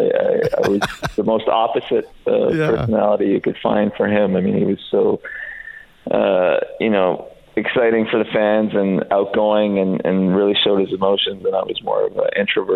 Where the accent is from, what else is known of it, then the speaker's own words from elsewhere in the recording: Canada; also born or lived in Serbia; We moved to Canada from Serbia when I was four